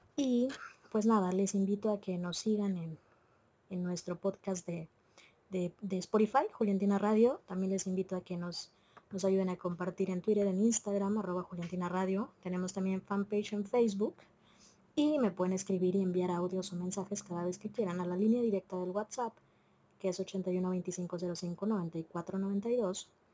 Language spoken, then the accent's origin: Spanish; Mexico; no todas somos mexicanas